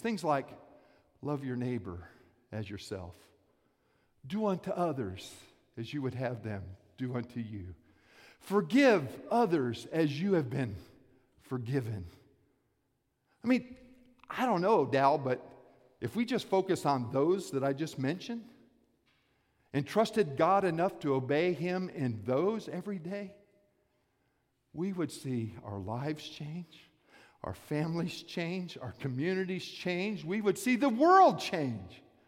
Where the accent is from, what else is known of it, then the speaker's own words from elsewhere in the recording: Lake Worth, Florida, United States; I grew up in South Florida, Palm Beach County, a little place called Lake Worth